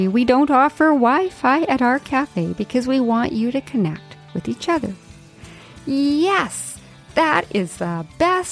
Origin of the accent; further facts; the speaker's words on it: Yukon, Canada; growing up in the Yukon